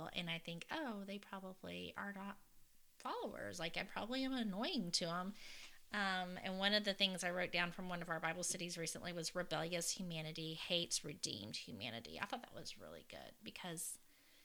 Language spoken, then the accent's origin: English; Fort Worth, Texas, United States; I'm from Fort Worth